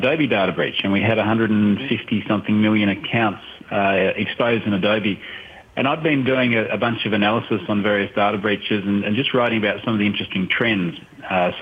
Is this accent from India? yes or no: no; Australia; I'm obviously Australian.